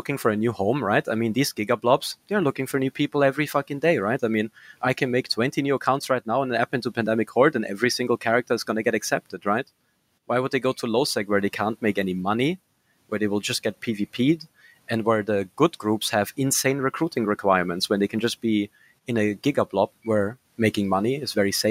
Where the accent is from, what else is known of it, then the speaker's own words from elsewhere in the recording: Austria; first language German; English is a second language; I'm from Austria